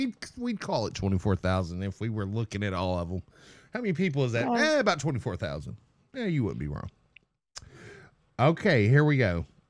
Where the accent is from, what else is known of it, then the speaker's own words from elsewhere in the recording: Glasgow, Kentucky, United States; I was born in Glasgow and lived there when we hatched the concept for the show.